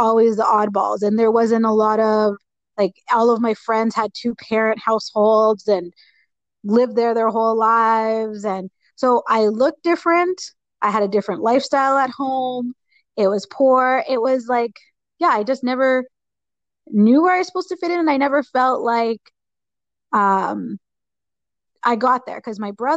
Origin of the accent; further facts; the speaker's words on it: Edmonton, Alberta, Canada; I was born and raised in Edmonton.